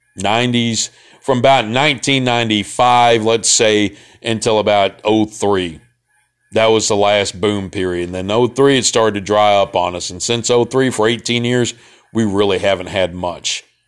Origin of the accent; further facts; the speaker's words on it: Memphis, Tennessee, United States; I was from Memphis